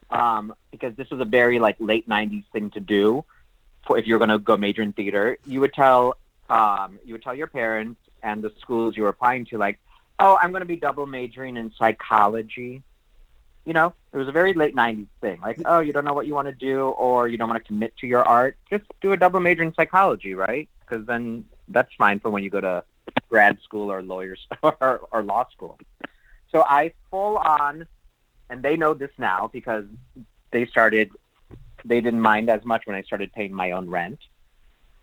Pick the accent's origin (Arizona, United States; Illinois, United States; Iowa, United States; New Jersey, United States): Illinois, United States; Naperville; moved away as an adult; also born or lived in Aurora, Illinois / Chicago, Illinois; now in Los Angeles, United States; I'm a Chicagoan. I'm a suburbanite outside of Chicago. I grew up in Aurora and Naperville.